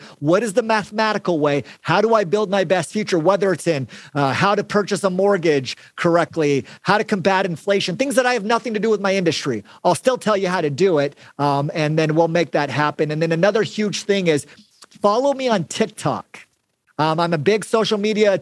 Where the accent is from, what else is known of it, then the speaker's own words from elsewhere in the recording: Mesa, Arizona, United States; also born or lived in Gilbert, Arizona; I grew up in West Mesa. That's kind of a poor part of Arizona